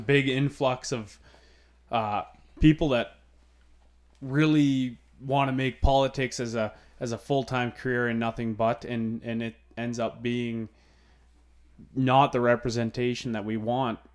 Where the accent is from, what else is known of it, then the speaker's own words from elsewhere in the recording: Alberta, Canada; growing up in Alberta and s, and, uh, growing up in a small community